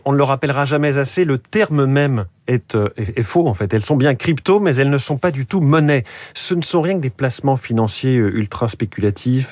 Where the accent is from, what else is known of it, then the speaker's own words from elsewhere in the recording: France; chez nous en France